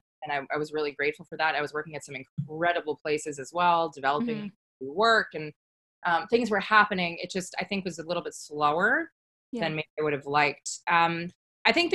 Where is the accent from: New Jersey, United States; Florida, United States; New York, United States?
New York, United States; now in Santa Monica, United States; I grew up in New York